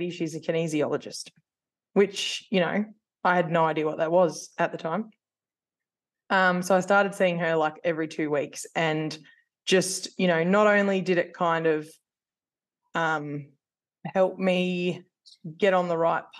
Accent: New South Wales, Australia; moved away as an adult; I'm originally from New South Wales and I moved here because I was a baker pastry chef by trade

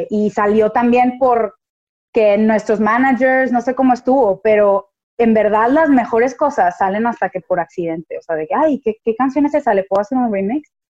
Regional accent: Houston, Texas, United States; born there; also born or lived in Monterrey, Mexico; como yo nací en Houston y estuve como muy involucrada en esas dos culturas, era muy diferente, era muy diferente mis amigas de Houston y mis amigas de Monterrey

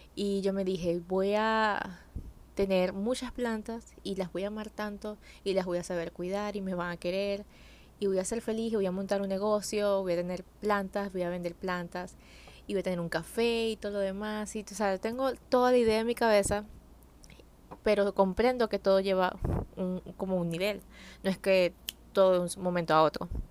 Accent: Venezuela; yo crecí en un pueblo, en Venezuela

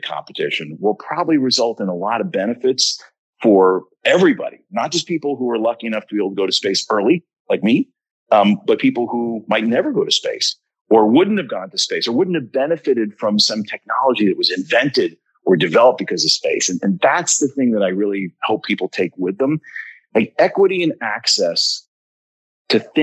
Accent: United States; we're both American

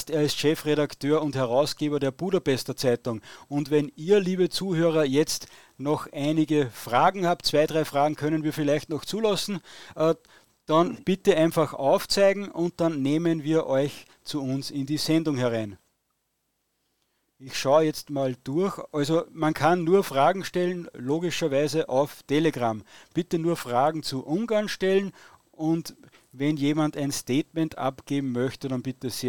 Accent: Austria; Und da muss ich als Österreicher natürlich sagen, in Österreich gibt es keine Korruption.

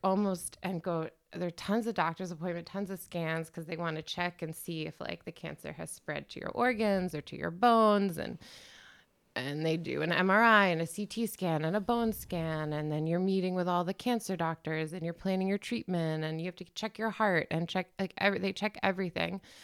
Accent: Washington, District of Columbia, United States; moved away as an adult; now in Berlin, Germany; I'm from Washington, D C, originally

